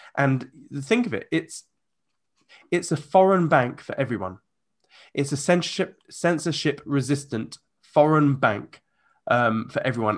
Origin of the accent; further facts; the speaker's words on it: United Kingdom; I'm a Brit